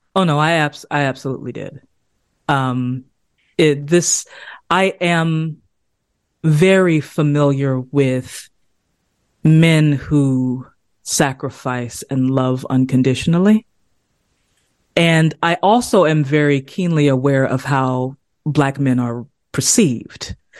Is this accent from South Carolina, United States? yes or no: yes; South Carolina, United States; the language that I grew up speaking. I'm from South Carolina, I'm from the South uh, Eastern United States